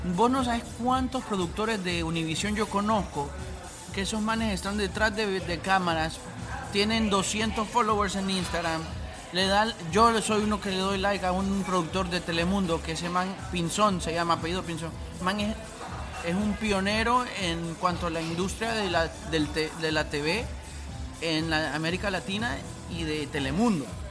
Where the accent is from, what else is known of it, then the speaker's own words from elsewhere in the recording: Honduras; moved away as an adult; la juerga que uno usa en Honduras